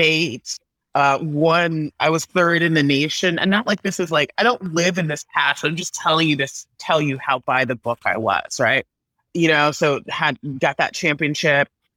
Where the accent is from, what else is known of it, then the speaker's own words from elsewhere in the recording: Texas, United States; growing up in Texas